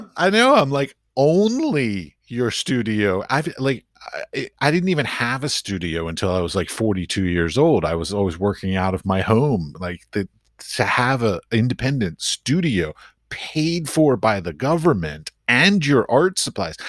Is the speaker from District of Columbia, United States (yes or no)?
yes; Washington, District of Columbia, United States; moved away as an adult; also born or lived in Middle East; now in Czech Republic; I grew up in Washington, D C, so I knew lots of diplomats growing up